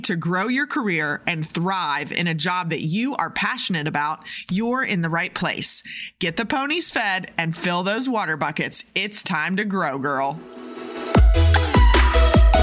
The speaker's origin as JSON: {"language": "English", "region": "Maryland", "country": "United States", "moved": "yes", "lives_now": "Kentucky, United States", "said": "I'm from Maryland and have spent half my life in Kentucky"}